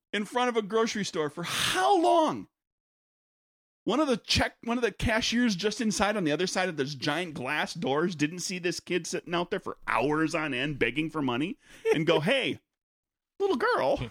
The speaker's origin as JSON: {"language": "English", "country": "United States", "said": "I'm American"}